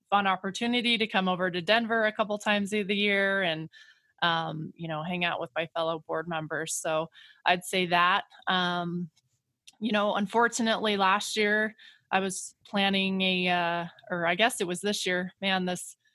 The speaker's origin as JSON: {"language": "English", "town": "Grand Junction", "region": "Colorado", "country": "United States", "said": "sometimes I think I got on because simply I'm I'm from Grand Junction, but that's all right."}